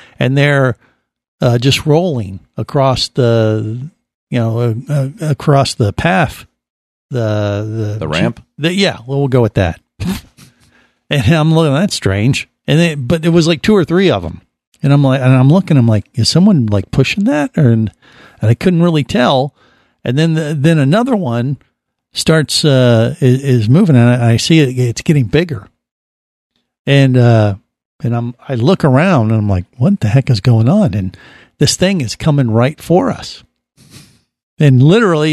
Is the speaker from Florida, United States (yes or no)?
yes; Florida, United States; for a Florida boy